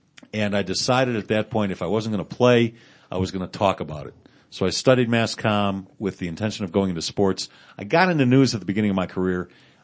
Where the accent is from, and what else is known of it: Chicago, Illinois, United States; born or raised there; moved away as an adult; also born or lived in Arizona / Phoenix; now in Denver, United States